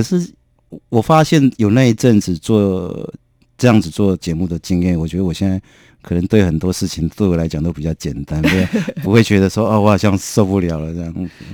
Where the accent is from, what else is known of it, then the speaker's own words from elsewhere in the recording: Kinmen County, Taiwan; moved away; 我的出身比较是一个很保守的封闭的小岛，啊，我金门啊，对，我是金门人